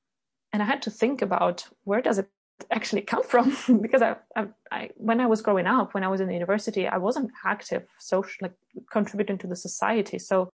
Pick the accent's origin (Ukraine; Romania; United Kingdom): Ukraine; now in Sweden; Because colleagues were coming to me, those who knew that I'm from Ukraine, they were coming to me like, hey, …, what's going on?